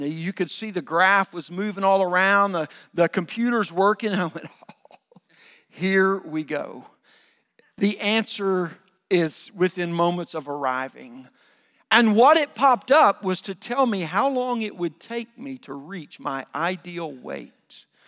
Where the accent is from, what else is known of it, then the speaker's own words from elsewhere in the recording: the South, United States; I grew up in the South